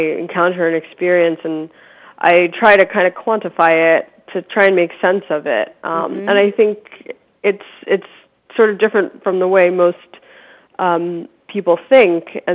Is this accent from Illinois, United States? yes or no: no; suburbs of Philadelphia, Pennsylvania, United States; born or raised there